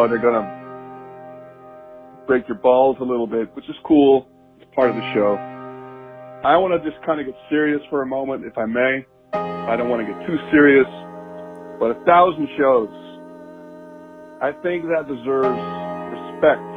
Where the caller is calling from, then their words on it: San Francisco, California, United States; I'm calling from San Francisco